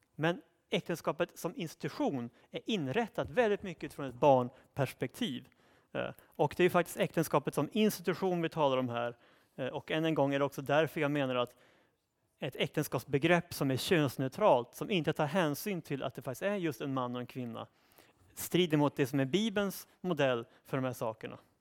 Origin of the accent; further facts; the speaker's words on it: Sweden; Vi tänker naturligtvis som svenskar utifrån ett svenskt perspektiv